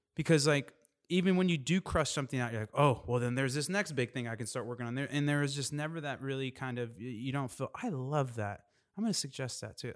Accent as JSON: {"language": "English", "region": "Indiana", "country": "United States", "said": "I'm from Indiana"}